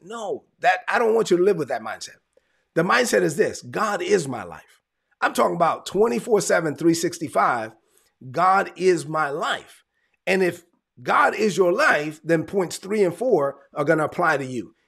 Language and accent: English; New York City, New York, United States; I'm Dominican, I'm from New York, and I let everybody know I'm from Brooklyn